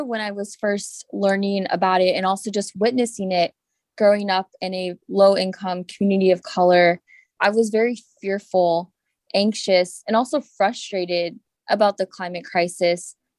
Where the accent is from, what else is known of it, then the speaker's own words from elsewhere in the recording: Florida, United States; Well, I grew up in South Florida, and I was actually born during the 2005 hurricane season.